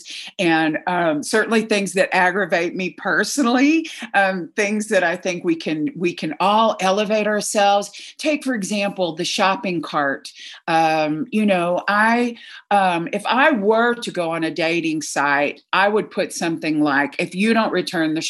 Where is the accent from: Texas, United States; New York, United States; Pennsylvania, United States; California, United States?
Texas, United States; I was raised in Texas as a devout Southern Baptist